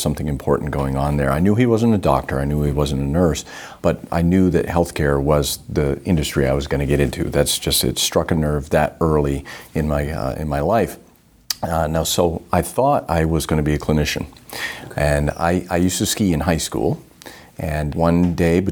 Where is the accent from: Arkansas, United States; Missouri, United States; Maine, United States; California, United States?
Maine, United States; Northern; I grew up in Northern Maine